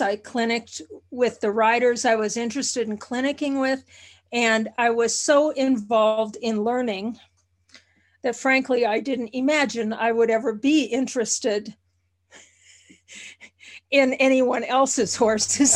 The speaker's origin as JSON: {"language": "English", "region": "Minnesota", "country": "United States", "tie": "born or raised there", "moved": "yes", "said": "I was born about five miles from Canada, uh, and, and, uh, initially lived in Minnesota on a farm"}